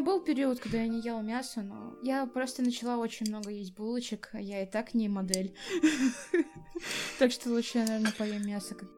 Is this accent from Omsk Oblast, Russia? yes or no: no; Saint Petersburg, Russia; Я, кстати, из Питера